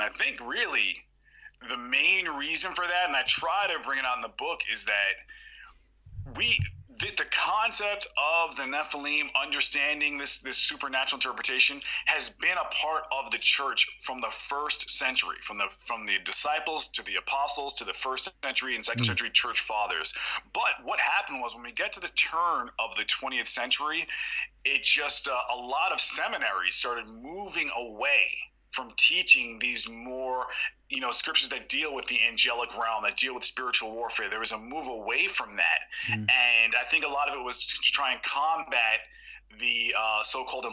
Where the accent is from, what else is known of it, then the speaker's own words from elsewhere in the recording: New York City, New York, United States; I was born in New York City in the Bronx, New York